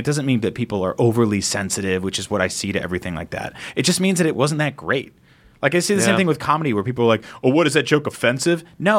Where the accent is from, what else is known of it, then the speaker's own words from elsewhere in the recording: San Francisco, California, United States; I'm from San Francisco.